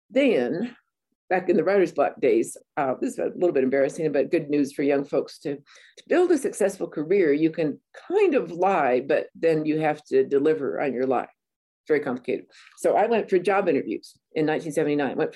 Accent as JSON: {"language": "English", "town": "Banning", "region": "California", "country": "United States", "said": "And there I am from Banning, California, right on the edge of the desert."}